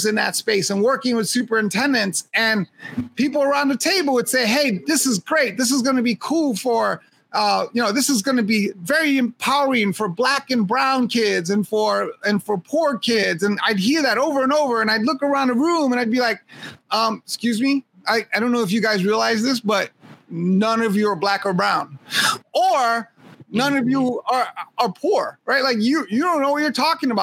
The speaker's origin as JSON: {"language": "English", "region": "New York", "country": "United States", "tie": "born or raised there", "said": "I was a kid growing up in Hell's Kitchen"}